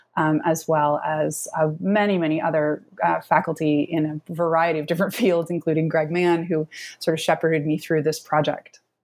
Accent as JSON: {"language": "English", "town": "Carbondale", "region": "Illinois", "country": "United States", "moved": "yes", "lives_now": "Pittsburgh, United States", "said": "I am originally from Southern Illinois, from Carbondale, Illinois"}